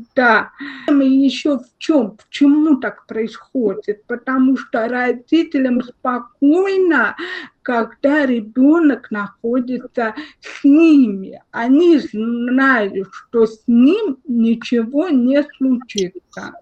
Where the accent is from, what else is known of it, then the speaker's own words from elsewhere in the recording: Russia; у нас в России